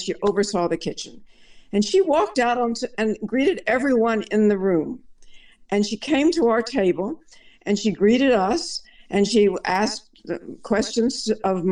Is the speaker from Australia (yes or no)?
no; Shreveport, Louisiana, United States; I grew up in Shreveport, Louisiana, which is in northwest Louisiana